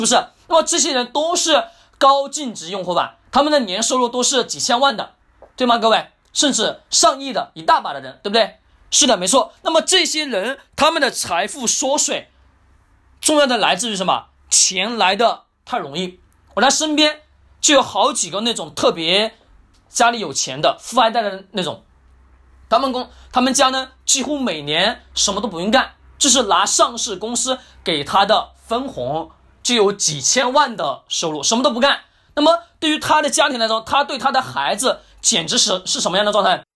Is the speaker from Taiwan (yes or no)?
no; China; first language Chinese; 我们中国语言是我们的母语